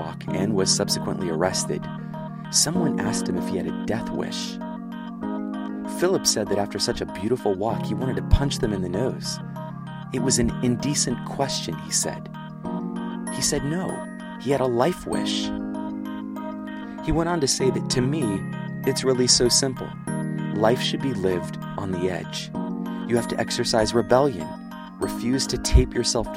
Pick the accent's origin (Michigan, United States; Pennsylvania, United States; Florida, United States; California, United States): Pennsylvania, United States; moved away as an adult; also born or lived in Virginia; I grew up in Pennsylvania